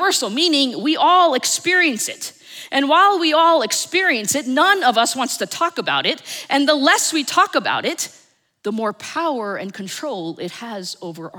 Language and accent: English; suburbs of New Jersey, United States; also born or lived in New York City, New York; I was born in New York City. And at the age of four, they moved us to the suburbs of New Jersey. And so I grew up in this little town